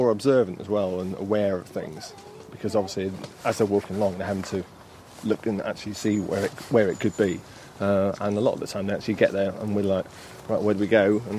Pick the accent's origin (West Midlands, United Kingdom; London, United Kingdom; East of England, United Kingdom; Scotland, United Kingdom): East of England, United Kingdom; Norfolk; We're all from Norfolk, so we've travelled here just today specifically for this.